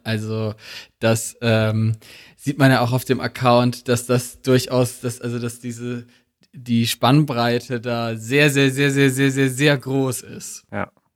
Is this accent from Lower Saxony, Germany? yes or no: no; Black Forest, Baden-Württemberg, Germany; moved away as an adult; ich komme aus, ursprünglich aus dem Schwarzwald